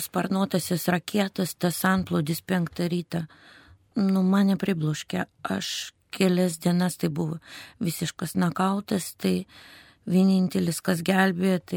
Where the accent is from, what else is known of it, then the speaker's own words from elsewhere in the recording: Russia; moved away as an adult; also born or lived in Krasnoyarsk Krai; now in Lithuania; Aš gimiau šeimoje su ukrainietiška pavardė, gimiau ir užaugau Rusijoje.